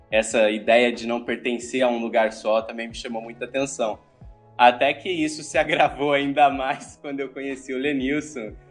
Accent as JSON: {"language": "Portuguese", "town": "Promissão", "region": "São Paulo", "country": "Brazil", "tie": "born or raised there", "also_born_or_lived": "Lins", "said": "E bom, eu nasci em Lins, que é uma cidadezinha do interior de São Paulo, mas depois eu fui para Promissão, que aí foi a cidade onde eu passei minha infância."}